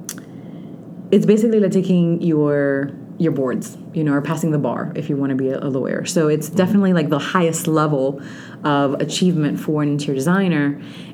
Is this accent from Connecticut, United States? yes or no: no; Orlando, Florida, United States; English is a second language; also born or lived in Dominican Republic; now in South Florida, United States; I actually went to school in Central Florida because I'm from Orlando